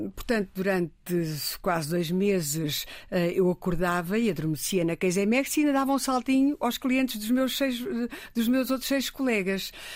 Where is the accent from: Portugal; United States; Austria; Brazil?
Portugal; Riachos, Santarém District; born or raised there; moved away as an adult; now in Lisbon, Portugal